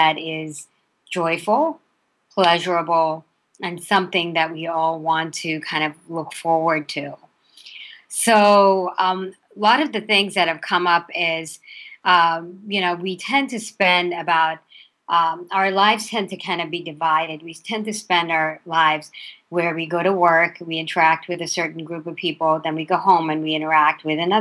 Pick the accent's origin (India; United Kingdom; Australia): India; now in United States; I was raised in India and initially and through my early years. And then when I came to the U.S.